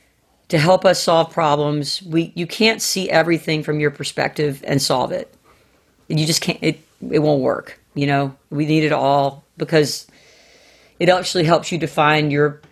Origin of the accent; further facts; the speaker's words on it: Southern United States, United States; I mean, I am a Southerner like to the core.